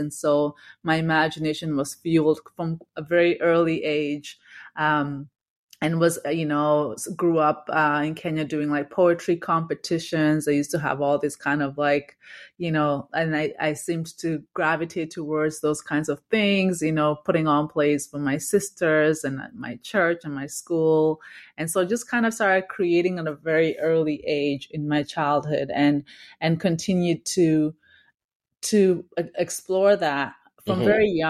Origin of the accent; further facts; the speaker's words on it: Victoria, British Columbia, Canada; So I grew up in Victoria, and then when I moved to Toronto for school, I had to study at U of T.